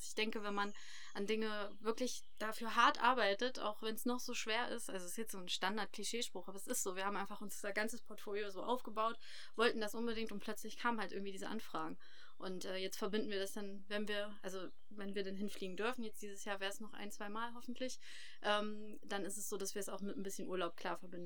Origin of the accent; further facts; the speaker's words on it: Harz, Germany; moved away as an adult; also born or lived in Hildesheim; dass das unsere Heimat ist, der Harz